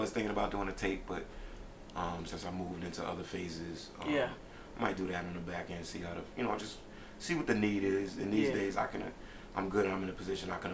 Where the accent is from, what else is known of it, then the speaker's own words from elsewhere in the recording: New York City, New York, United States; now in Philadelphia, United States; where I'm originally from, Brooklyn, New York